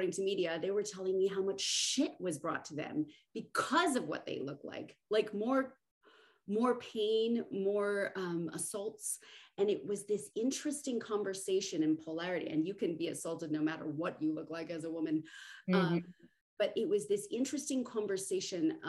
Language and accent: English; Southern California, United States; moved away; I came from Southern California